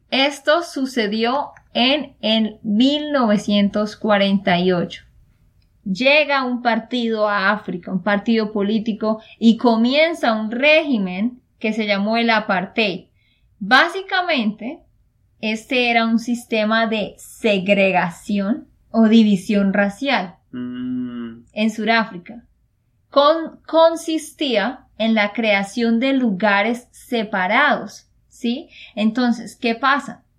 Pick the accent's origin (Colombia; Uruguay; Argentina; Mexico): Colombia; Santander; de Santander, Colombia.